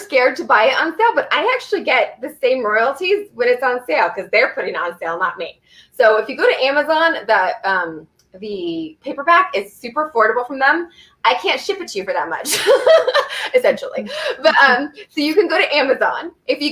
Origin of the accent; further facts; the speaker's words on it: Southern Oregon, United States; moved away as an adult; We're both from Oregon